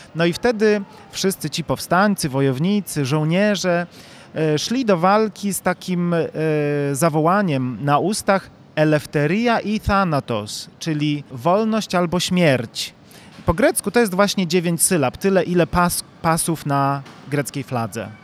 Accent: Chojnów, Lower Silesian Voivodeship, Poland; Ja sam jestem z Chojnowa, a więc e, z mm, bliskiej okolicy 30, Legnicy

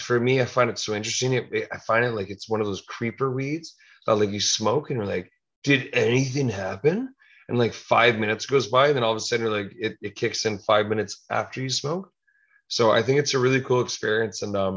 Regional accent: Toronto, Ontario, Canada; Hey, I'm from Toronto. Let's go.

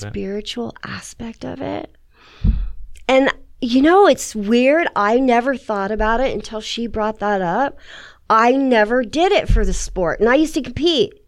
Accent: San Jose, California, United States; moved away; I grew up in San Jose

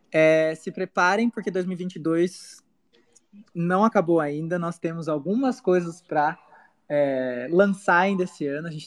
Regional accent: Anápolis, Goiás, Brazil; Nós somos de Anápolis, Goiás.

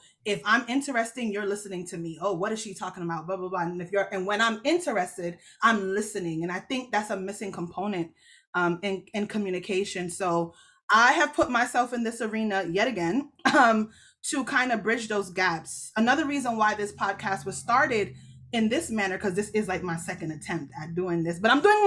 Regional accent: Jamaica; I'm Jamaican. So the church I go to is Jamaican

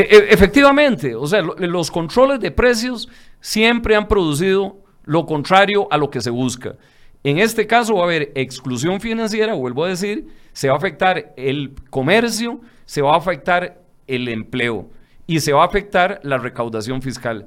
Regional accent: Barrio Córdoba, San José, Costa Rica; nací, soy hijo de Barrio Córdoba, nieto de Tierra Blanca y Palmares.

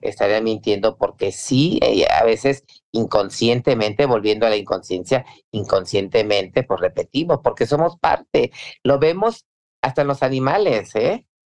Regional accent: Veracruz, Mexico; Soy, soy veracruzana

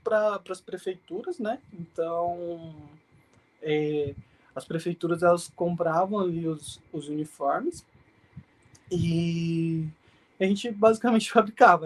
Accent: Mogi das Cruzes, São Paulo, Brazil; nasci na capital e fui criado basicamente em Mogi mesmo.

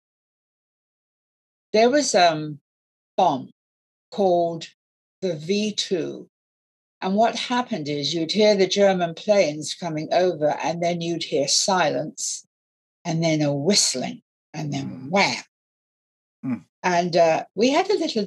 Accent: London, United Kingdom; also born or lived in Canterbury / Highbridge, Somerset; I'm a Londoner

